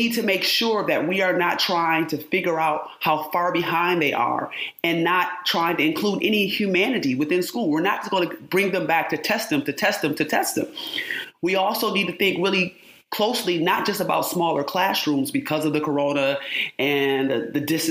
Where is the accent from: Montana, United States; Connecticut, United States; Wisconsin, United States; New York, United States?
New York, United States; Rochester; born or raised there